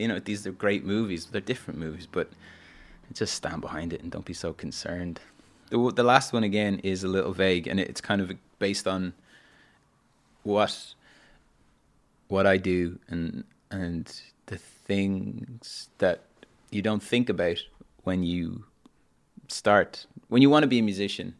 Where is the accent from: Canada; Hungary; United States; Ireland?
Ireland; Dublin, Leinster; moved away as an adult; also born or lived in London; I grew up in Dublin